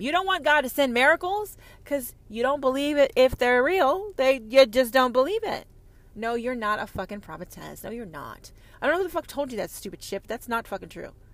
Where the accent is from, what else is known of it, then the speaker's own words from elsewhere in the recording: United States; I'm an American